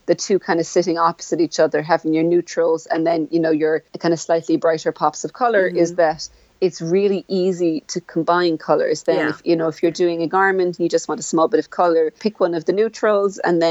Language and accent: English; Ireland; We call it Irish here. Of Ireland, they'll call it Gaelic, but within the country here, if someone says, what are you speaking? We'd say, I'm speaking Irish